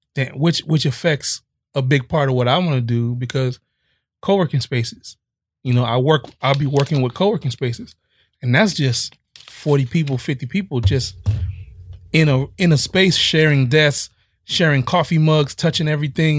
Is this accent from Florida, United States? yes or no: yes; Miami, Florida, United States; I'm from Miami